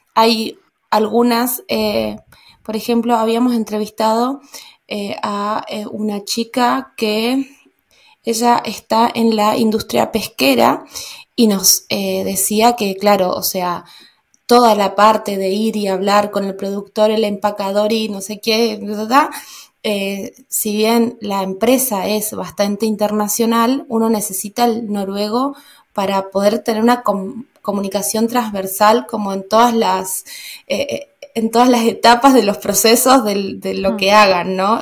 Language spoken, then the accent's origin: Spanish; Argentina; moved away; also born or lived in Germany